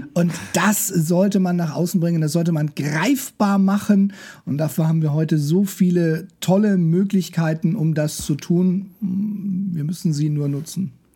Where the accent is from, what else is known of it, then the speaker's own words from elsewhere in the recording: Nuremberg, Bavaria, Germany; Ich bin äh, Nürnberger